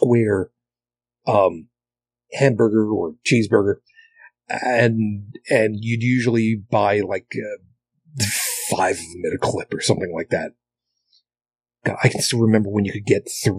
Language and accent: English; Long Island, New York, United States; moved away as an adult; I grew up on Long Island. I grew up in, suburbia